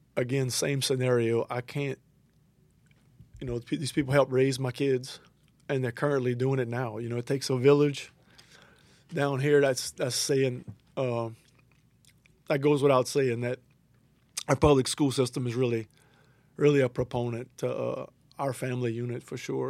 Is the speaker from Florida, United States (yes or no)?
no; Larose, Louisiana, United States; I am from LaRose